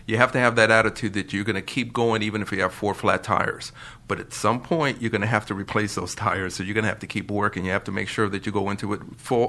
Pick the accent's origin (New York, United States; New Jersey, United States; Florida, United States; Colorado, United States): New York, United States; accent: New York; Yeah, because everybody makes fun of my accent.